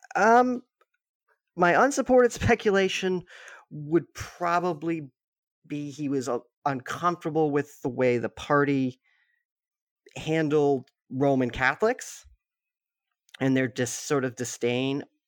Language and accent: English; Massachusetts, United States; I grew up in, I'm in Massachusetts